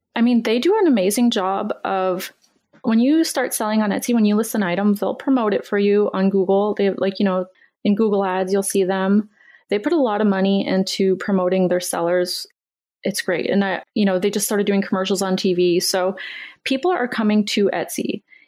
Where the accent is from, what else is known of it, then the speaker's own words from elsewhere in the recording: Canada; I'm Canadian